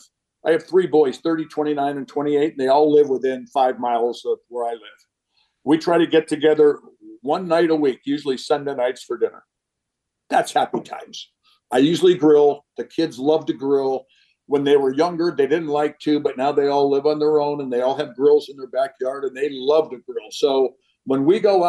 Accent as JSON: {"language": "English", "region": "California", "country": "United States", "tie": "born or raised there", "moved": "as an adult", "lives_now": "Kansas City, United States", "said": "some 20-year-old kid that came in from growing up in California"}